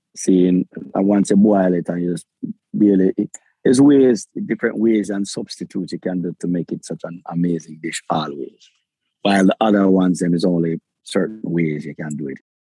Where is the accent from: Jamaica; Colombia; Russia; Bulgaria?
Jamaica; Kingston; I was born in Jamaica. I have a Jamaican passport. I was I lived in the, the ghettos of Kingston, raised in the ghetto of Kingston